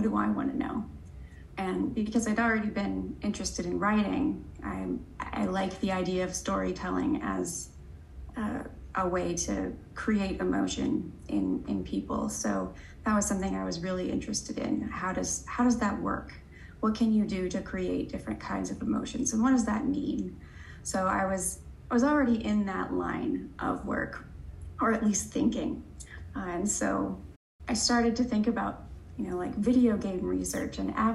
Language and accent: English; Missouri, United States; moved away as an adult; also born or lived in Washington State / Indiana; now in Florida, United States; I'm from Missouri